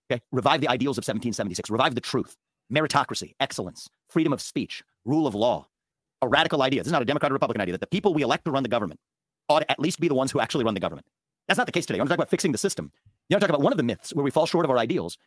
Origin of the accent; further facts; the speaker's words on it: Cincinnati, Ohio, United States; I was born in Cincinnati, Ohio